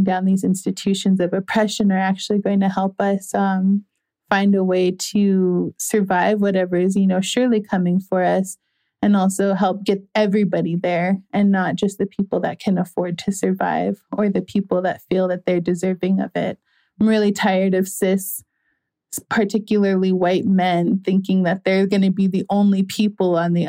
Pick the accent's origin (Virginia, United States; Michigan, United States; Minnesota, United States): Minnesota, United States; Minneapolis; I grew up in Minneapolis